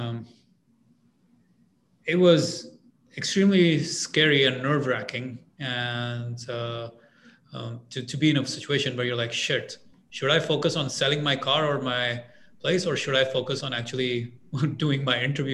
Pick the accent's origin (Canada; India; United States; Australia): India; moved away as an adult; I'm an immigrant. I'm from India